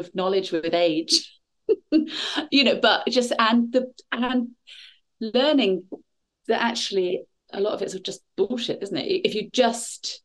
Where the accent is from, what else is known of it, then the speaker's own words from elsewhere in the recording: Bournemouth, South West England, United Kingdom; also born or lived in London; now in Shaftesbury, United Kingdom; I grew up in Bournemouth and then I was in London for a bit